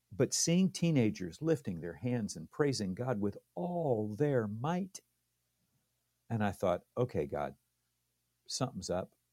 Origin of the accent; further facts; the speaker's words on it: Redlands, California, United States; also born or lived in Loma Linda, California / Downey, California; I was born in Loma Linda, California